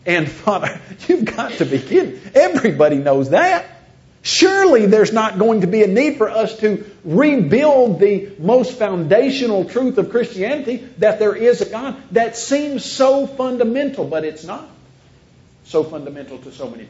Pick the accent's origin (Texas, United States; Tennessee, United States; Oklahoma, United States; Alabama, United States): Tennessee, United States; Columbia; I grew up in Columbia, Tennessee, or right there below Nashville, buckle of the Bible Belt